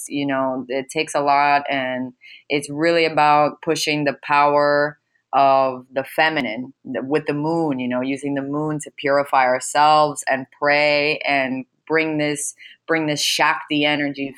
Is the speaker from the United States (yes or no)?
yes; United States; I was raised here in America